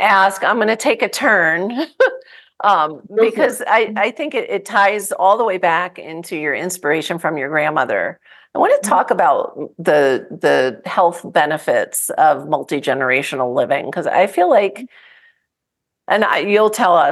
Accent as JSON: {"language": "English", "region": "New Jersey", "country": "United States", "tie": "born or raised there", "said": "I grew up in New Jersey."}